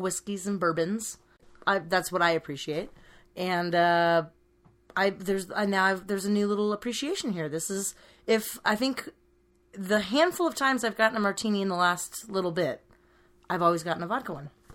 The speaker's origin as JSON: {"language": "English", "area": "Bay Area", "region": "California", "country": "United States", "tie": "born or raised there", "said": "I, I grew up in the Bay Area"}